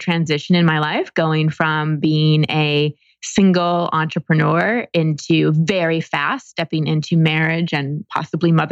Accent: Dallas, Texas, United States; now in Encinitas, United States; I grew up in Dallas, Texas

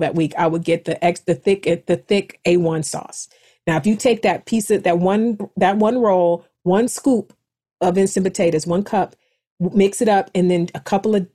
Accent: East Cleveland, Ohio, United States; moved away; I am a kid from East Cleveland

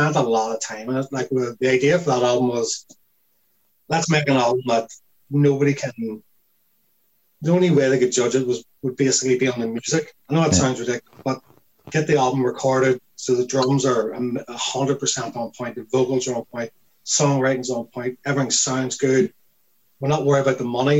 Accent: Lurgan, Northern Ireland, United Kingdom

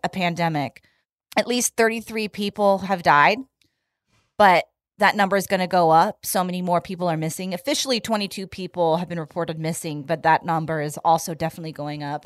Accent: Bay Area, California, United States; my hometown of the Bay Area

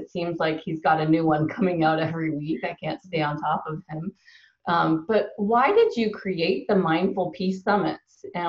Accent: Ontario, Canada; We grew up in Ontario, Canada

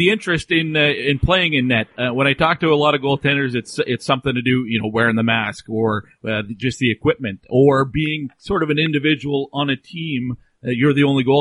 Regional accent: Darien, Connecticut, United States; So I'm from Darien, Connecticut.

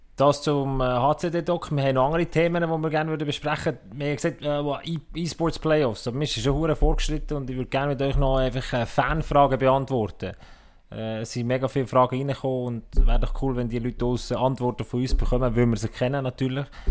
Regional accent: Switzerland; wir Schweizer

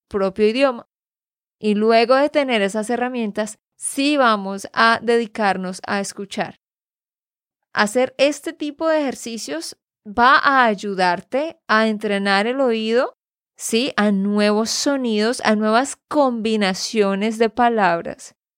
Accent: Santander, Colombia; de Santander, Colombia

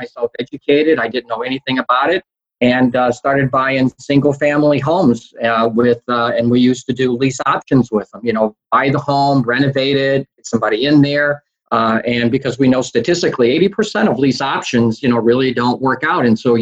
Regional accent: Indiana, United States; I'm from Indiana.

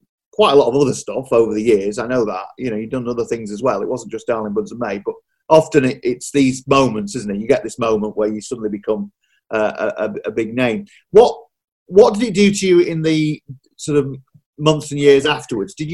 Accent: Yorkshire and the Humber, United Kingdom; I grew up in Yorkshire

